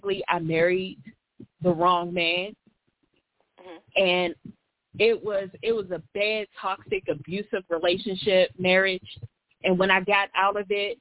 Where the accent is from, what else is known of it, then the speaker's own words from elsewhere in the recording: Pittsburgh, Pennsylvania, United States; I'm from Pittsburgh, PA. I was born and raised